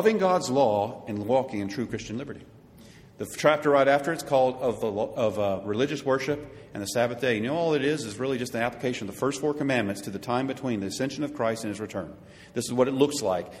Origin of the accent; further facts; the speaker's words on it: United States; us Americans